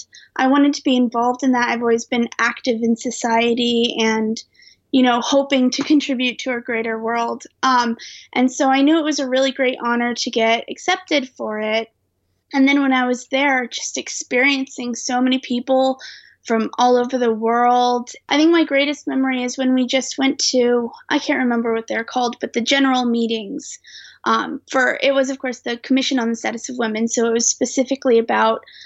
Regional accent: Omaha, Nebraska, United States; moved away as an adult; also born or lived in United Kingdom; I grew up in Omaha, and I currently live in Omaha for this year

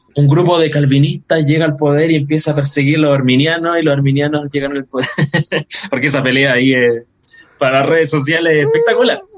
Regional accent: Chile; yo soy un evangélico chileno

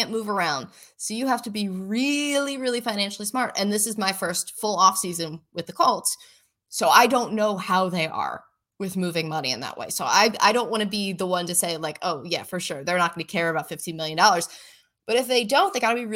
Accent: Buffalo, New York, United States; And like, yeah, I came from Buffalo, who has Josh

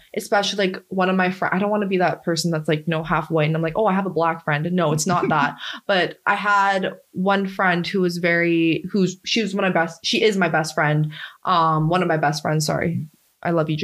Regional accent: Canada; I grew up in Canada.

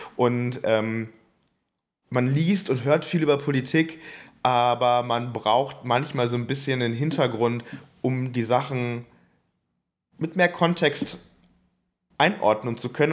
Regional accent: Bonn, North Rhine-Westphalia, Germany; Ich komme selber aus Bonn

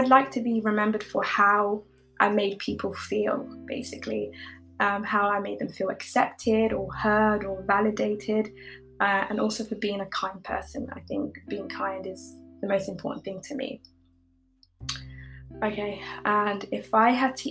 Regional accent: United Kingdom; also born or lived in East Africa; I currently like live in the UK. I've grown up here

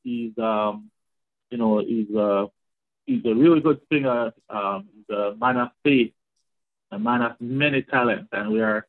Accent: Spanish Town, Saint Catherine, Jamaica; now in Canada; We grew up together in Spanish Town, Jamaica.

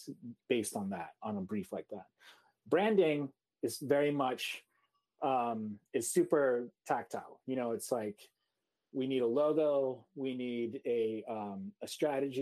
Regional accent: Seoul, South Korea; now in New York City, United States; I grew up in Korea, in Seoul, and my father had a design agency in Seoul.

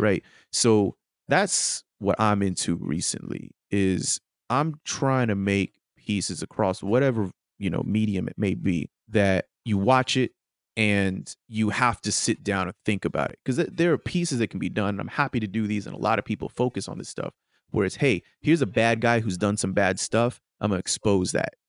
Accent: United States; as an American

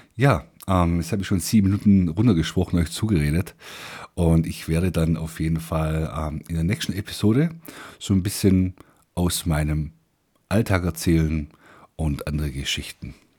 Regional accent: Swabia, Germany; accent: Swabian; Ich bin Schwabe.

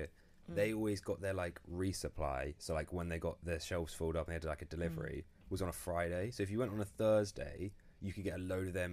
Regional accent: Norfolk, East of England, United Kingdom; I'm from Norfolk

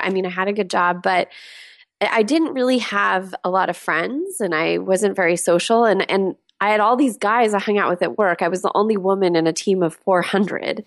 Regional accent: Southern California, United States; moved away as an adult; also born or lived in San Diego / Los Angeles; now in Seattle, United States; I grew up in Southern California

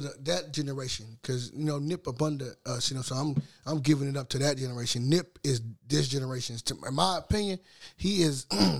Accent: West Coast, United States; I'm from the West Coast, so I can't.

